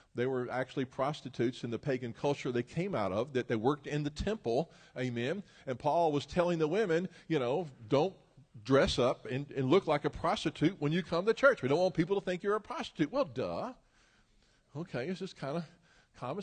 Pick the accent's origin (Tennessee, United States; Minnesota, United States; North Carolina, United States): Tennessee, United States; Memphis; moved away; I'm originally from Memphis, Tennessee